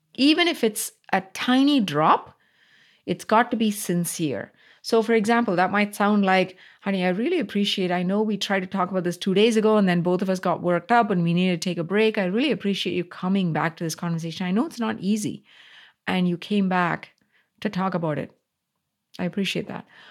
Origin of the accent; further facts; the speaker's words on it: Coimbatore, Tamil Nadu, India; moved away; this was in South India, city called Coimbatore, which is my hometown